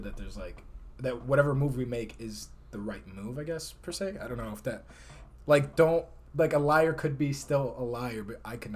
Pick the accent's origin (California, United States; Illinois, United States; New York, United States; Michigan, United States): Illinois, United States; Chicago; moved away as an adult; now in Arizona, United States; I'm from Chicago